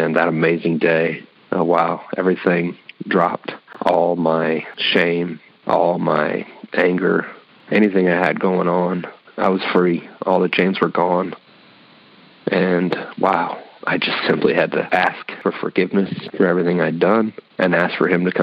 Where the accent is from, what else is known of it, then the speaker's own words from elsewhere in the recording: Fort Wayne, Indiana, United States; now in Indianapolis, United States; I'm originally from Fort Wayne, Indiana. Moved to 317 to Indianapolis, Indiana about 20 years ago